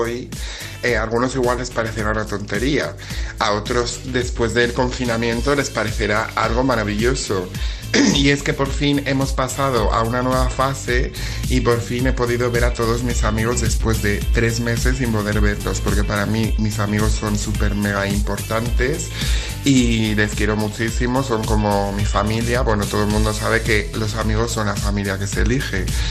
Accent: León, Castile and León, Spain; soy de León

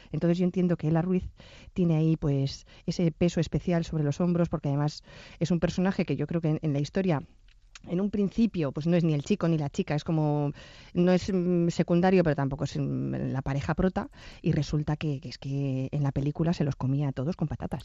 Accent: Bilbao, Basque Country, Spain; somos de Bilbao

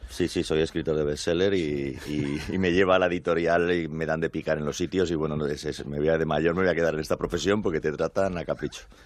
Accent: Spain; como español

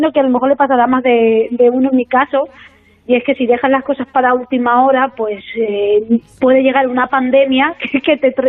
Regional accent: Tarazona, Aragon, Spain; como soy concejal en mi pueblo, en Tarazona

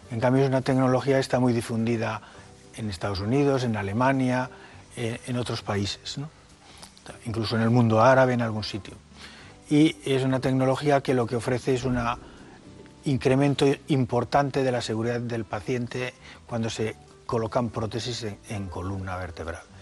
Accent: Mallorca, Balearic Islands, Spain; moved away as an adult; also born or lived in Barcelona / Madrid; Pues yo me fui de Mallorca en el año 70 a empezar la carrera. Eh, la hice en Barcelona y luego hice la especialidad aquí en Madrid, en La Paz. Y después volví a Cataluña.

